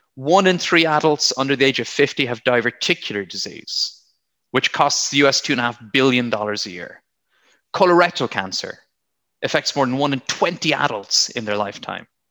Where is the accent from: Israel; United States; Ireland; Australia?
Ireland; Blarney, Munster; moved away as an adult; also born or lived in South West England; now in England, United Kingdom; I'm from County Cork, from Blarney. I grew up near the Blarney Castle